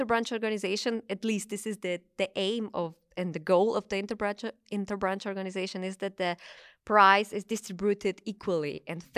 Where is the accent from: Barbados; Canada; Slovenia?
Slovenia; I come from Slovenia.